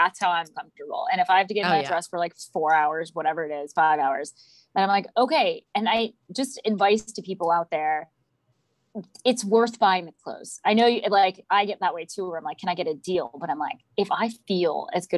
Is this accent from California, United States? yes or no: yes; Los Angeles, California, United States; moved away; growing up in California